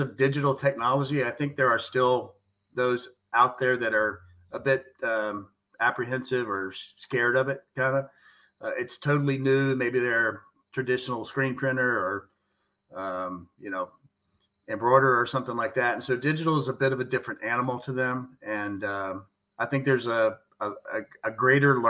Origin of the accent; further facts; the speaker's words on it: the South, United States; I'm from the South